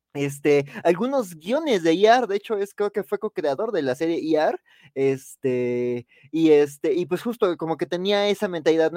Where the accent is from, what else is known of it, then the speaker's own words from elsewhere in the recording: Mexico City, Mexico; yo que soy de Xochimilco